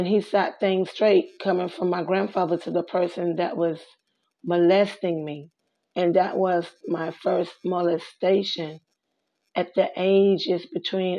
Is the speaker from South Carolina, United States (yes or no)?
yes; South Carolina, United States; I was born in South Carolina, one sister